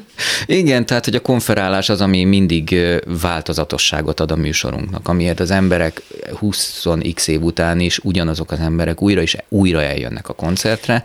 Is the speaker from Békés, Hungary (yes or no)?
no; Szolnok, Jász-Nagykun-Szolnok, Hungary; also born or lived in Szentes / Taszár / Budapest; Én Szolnokon töltöttem el 18 évet a, az életemből